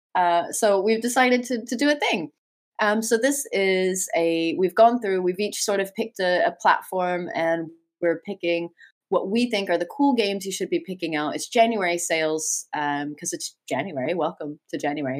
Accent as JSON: {"language": "English", "country": "United States", "said": "I am an American"}